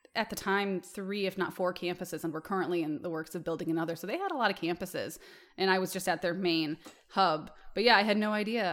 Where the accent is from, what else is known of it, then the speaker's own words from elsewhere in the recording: Michigan, United States; moved away; I'm from Michigan originally